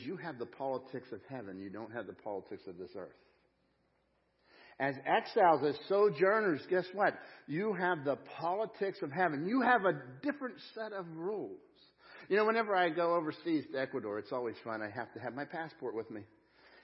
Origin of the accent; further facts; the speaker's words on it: United States; I'm an American. Yeah, I have an American passport